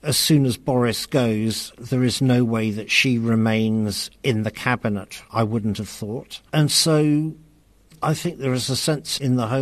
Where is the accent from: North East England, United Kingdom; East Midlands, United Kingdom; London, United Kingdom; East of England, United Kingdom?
London, United Kingdom; I'm from South London